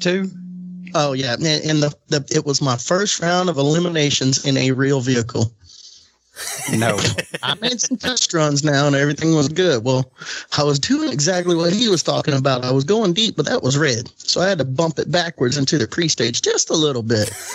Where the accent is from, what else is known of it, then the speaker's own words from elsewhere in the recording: Florida, United States; they all called us the alligators because we're from Florida